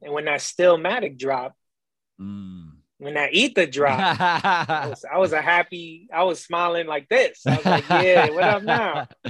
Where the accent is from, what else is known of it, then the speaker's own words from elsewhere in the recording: New York City, New York, United States; moved away as an adult; now in Tobyhanna, United States; I grew up in the Bronx, borough.